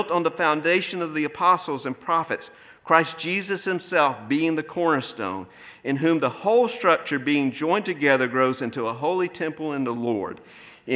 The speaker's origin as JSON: {"language": "English", "town": "Maysville", "country": "United States", "tie": "born or raised there", "also_born_or_lived": "Dry Pond", "said": "before we moved to what I consider my hometown of Maysville, we lived in a community called Dry Pond"}